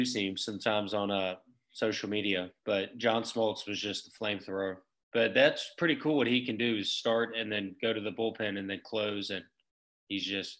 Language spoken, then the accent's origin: English; Atlanta, Georgia, United States; I'm from Buckhead. So it's kind of close to downtown and it's close to Sandy Springs